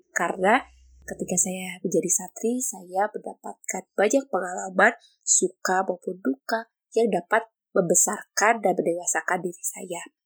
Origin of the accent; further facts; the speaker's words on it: Bandung, West Java, Indonesia; Saya berasal dari kota Bandung.